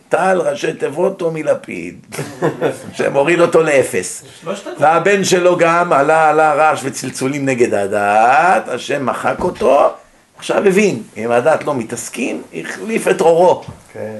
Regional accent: Israel; born or raised there; moved away as an adult; also born or lived in United States

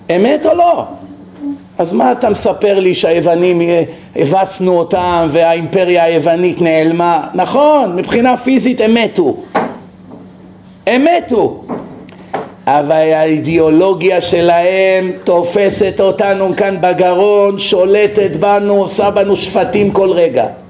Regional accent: Israel; כשאנחנו גדלנו במח... במדינה הזאת

